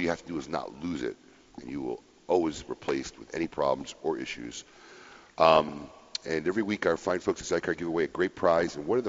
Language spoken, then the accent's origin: English; Chicago, Illinois, United States; So, it was pretty cool growing up in Chicago.